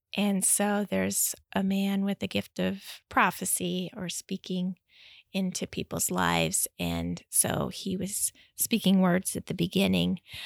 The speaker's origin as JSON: {"language": "English", "region": "Midwest", "country": "United States", "tie": "born or raised there", "moved": "as an adult", "lives_now": "Schwenksville, United States", "said": "I grew up in the Midwest and then moved out in two thousand to attend E-, Eastern University"}